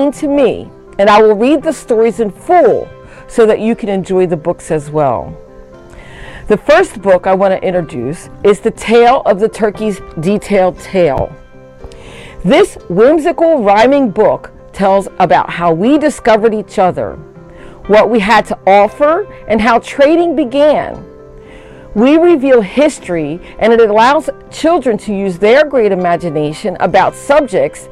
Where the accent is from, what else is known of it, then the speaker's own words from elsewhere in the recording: Bridgeton, New Jersey, United States; I am from the Nanticoke Lenape Nation in Bridgeton, New Jersey